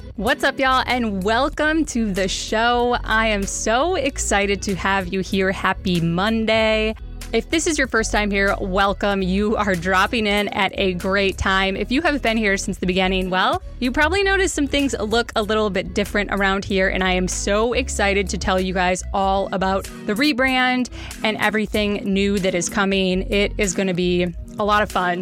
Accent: Wisconsin, United States; now in Kansas City, United States; It is our adopted home, but I am from Wisconsin

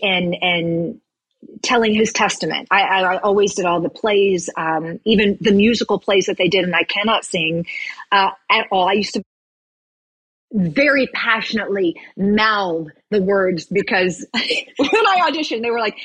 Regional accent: Virginia, United States; also born or lived in Roanoke, Virginia / Williamsburg, Virginia / Tennessee; I grew up in a very small town in Virginia. I was born in Roanoke.

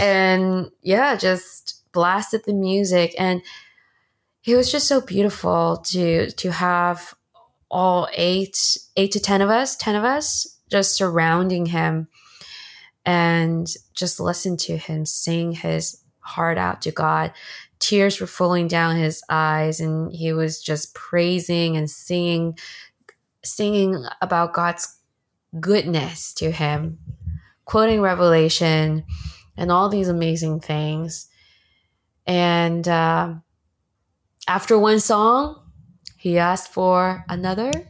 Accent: Bay Area, Northern California, United States; moved away as an adult; also born or lived in China; now in Los Angeles, United States; After I immigrated from China to the States, I lived in the Bay Area in Northern California for a long time. That's where I, I then grew up and went to school

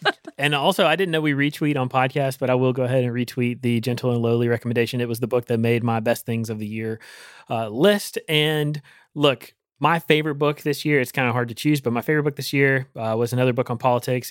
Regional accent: Rocky Mount, North Carolina, United States; my hometown in, in Rocky Mountain, Eastern North Carolina

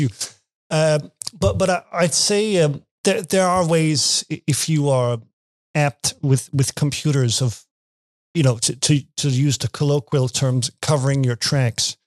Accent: Denmark; English is a second language; I'm from Denmark.

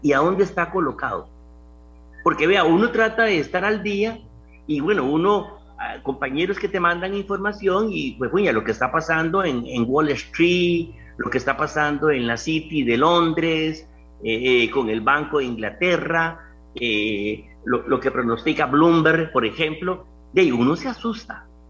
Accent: Costa Rica; Yo como costarricense

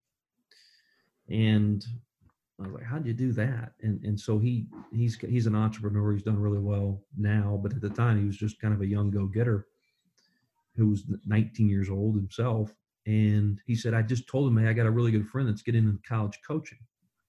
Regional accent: Kingsport, Tennessee, United States; I was a no one from Kingsport, Tennessee, is where I grew up

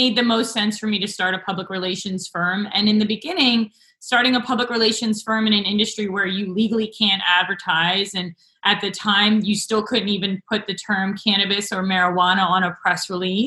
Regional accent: New Jersey, United States; I grew up in New Jersey

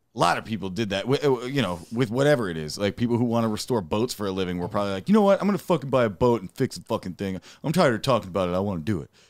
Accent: Dearborn, Michigan, United States; I'm from Dearborn, Michigan

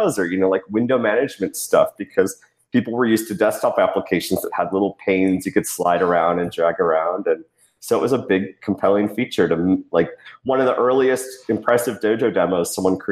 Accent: Midwest, United States; now in Phoenix, United States; I'm down in Phoenix, but I was born in the Midwest.

